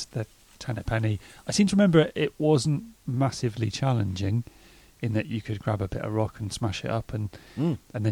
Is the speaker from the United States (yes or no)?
no; Jurassic Coast, South West England, United Kingdom; I'm from the Jurassic Coast.